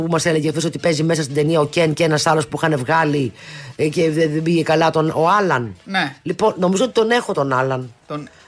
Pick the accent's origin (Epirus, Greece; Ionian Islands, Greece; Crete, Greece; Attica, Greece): Attica, Greece; Athens; Από την Αθήνα.